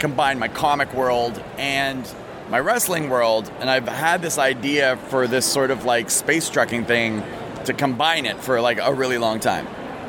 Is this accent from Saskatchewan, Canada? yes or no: no; Toronto, Ontario, Canada; now in Montreal, Canada; when I was growing up in Toronto